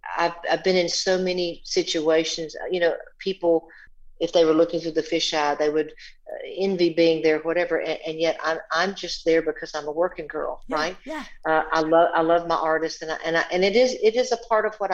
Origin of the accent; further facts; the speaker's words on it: Georgia, United States; I was born and raised in Georgia